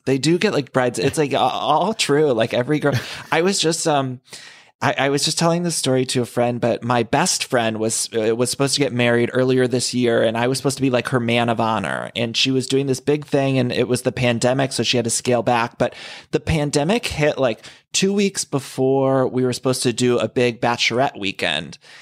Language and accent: English; Ohio, United States; moved away as an adult; also born or lived in Chicago; now in Los Angeles, United States; where I grew up in Ohio.